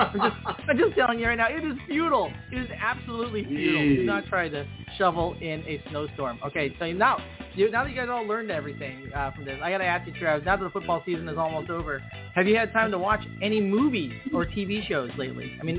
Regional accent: Chicago, Illinois, United States; moved away; I'm from Chicago, so I've seen snow.

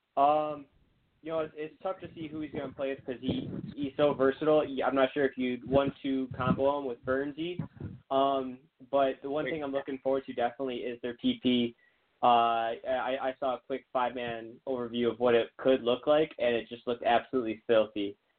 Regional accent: Michigan, United States; I'm from Michigan

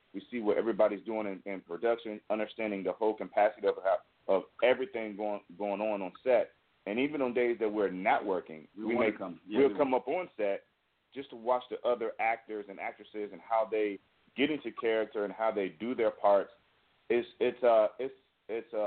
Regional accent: Richmond, Virginia, United States; moved away as an adult; now in California, United States; we're from Richmond, Virginia, and we started writing in Richmond

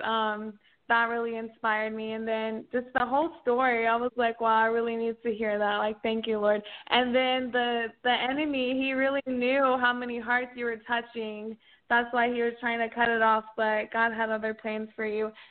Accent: Oklahoma, United States; now in Dallas, United States; I'm from Oklahoma, but I live in Dallas.

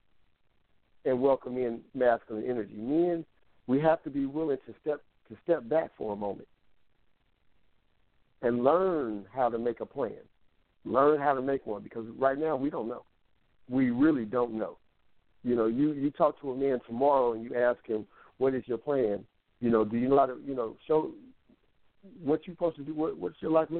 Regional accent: Kansas City, United States; the mindset that I grew up with in Kansas City

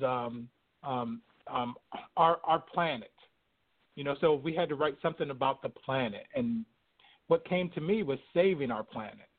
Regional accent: Binghamton, New York, United States; I'm from upstate New York

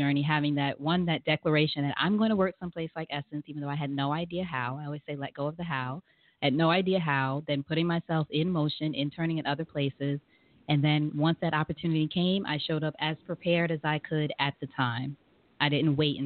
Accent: New York, United States; moved away as an adult; now in Atlanta, United States; And I'm originally from New York in the States, but I'm living in and now in Atlanta, Georgia

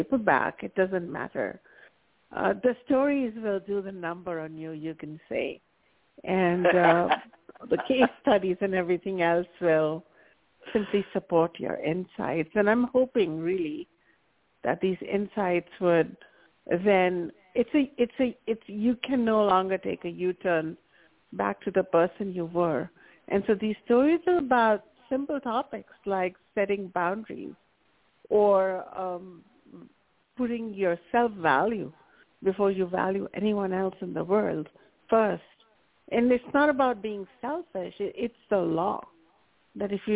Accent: India; I grew up in India

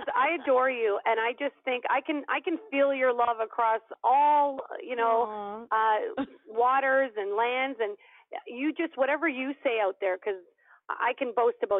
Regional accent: Canada; I was born in Canada

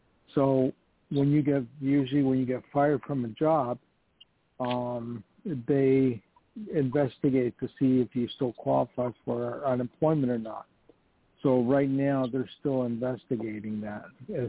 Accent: Canada; moved away as an adult; also born or lived in Poland / Hollywood; now in New York, United States; No, I was born in Poland, and then my family immigrated to Canada when I was two, and then I moved to Hollywood when I was back in 94. And then, unfortunately, I ended up in New York.

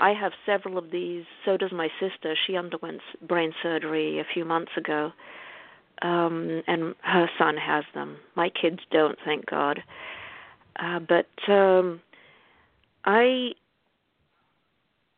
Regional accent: Israel; moved away as an adult; also born or lived in England; now in United States; I was born in England and grew up in Israel. I came to the U.S.

